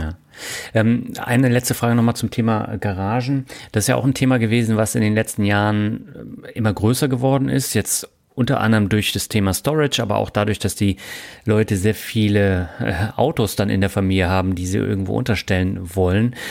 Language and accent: German; Rhine-Neckar, Germany; moved away; Für dieses Interview geht meine Leitung wieder in meine alte Heimat, die Rhein-Neckar-Region